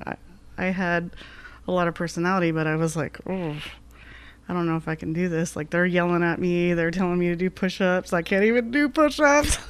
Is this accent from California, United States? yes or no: no; Glendale, Arizona, United States; also born or lived in Ajo, Arizona; growing up in Glendale